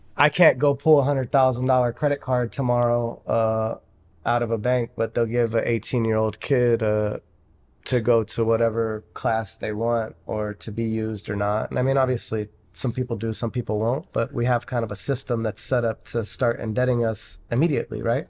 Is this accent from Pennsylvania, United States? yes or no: yes; Pittsburgh, Pennsylvania, United States; moved away; I'm from Pittsburgh originally